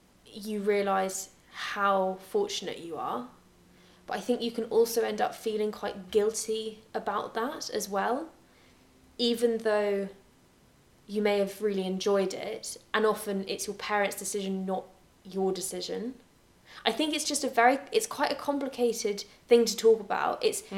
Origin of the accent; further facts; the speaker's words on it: Scotland, United Kingdom; accent: English; because when I was at the private school, I felt a lot more comfortable with my English accent in a Scottish school.